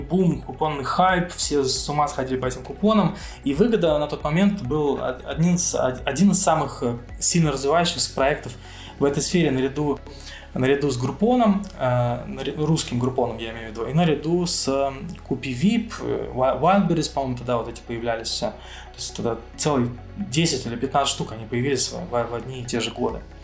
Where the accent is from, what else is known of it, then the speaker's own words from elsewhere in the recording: Moscow Oblast, Russia; moved away as an adult; now in Cyprus; я родился в Подмосковье